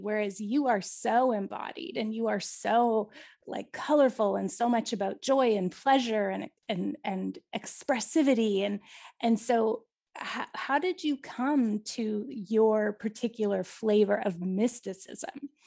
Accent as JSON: {"language": "English", "country": "Canada", "said": "even as a Canadian"}